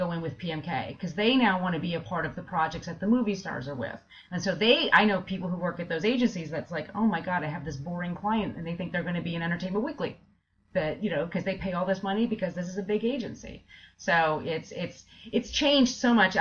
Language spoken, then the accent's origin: English; East Coast, United States; also born or lived in Bay Area, California; now in New York, United States; I'm originally from the East Coast